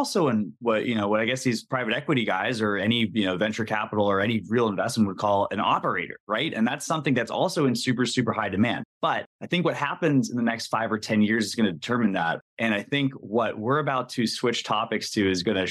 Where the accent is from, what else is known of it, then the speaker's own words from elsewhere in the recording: Massachusetts, United States; moved away; when I grew up in Massachusetts